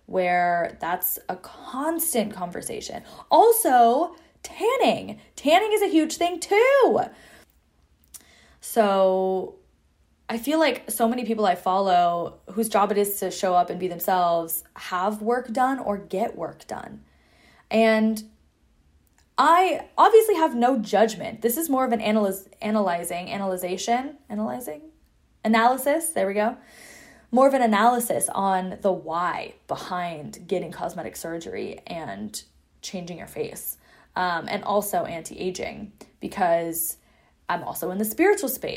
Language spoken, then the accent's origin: English; Seattle, Washington, United States; moved away as an adult; I'm also from Seattle